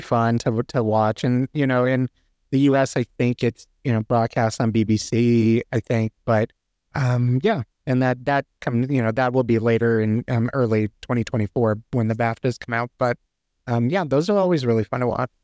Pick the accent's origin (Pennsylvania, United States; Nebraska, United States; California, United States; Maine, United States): California, United States; also born or lived in Texas; now in Colorado, United States; I'm from California originally and moved to Texas